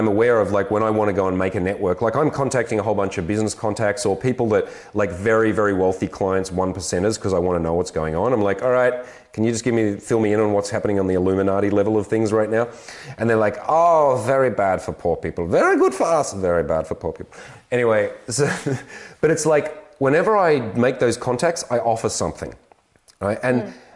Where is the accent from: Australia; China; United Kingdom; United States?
Australia; I'm an Aussie man